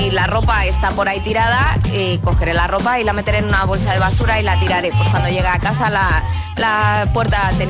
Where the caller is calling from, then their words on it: Madrid, Community of Madrid, Spain; Hola agitadores … de Madrid